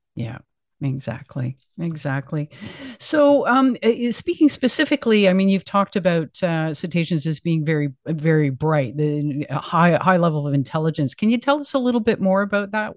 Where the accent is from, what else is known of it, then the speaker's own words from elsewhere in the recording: Canada; as a Canadian